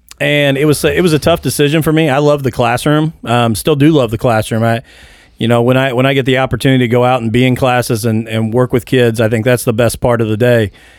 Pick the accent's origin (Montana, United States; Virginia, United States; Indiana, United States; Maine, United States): Indiana, United States; Mitchell; I grew up in Mitchell, Indiana.